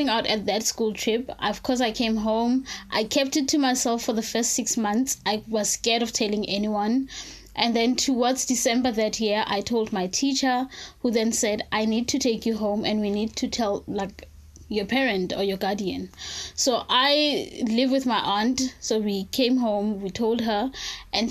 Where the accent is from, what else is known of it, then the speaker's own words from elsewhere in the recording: South Africa; I'm from South Africa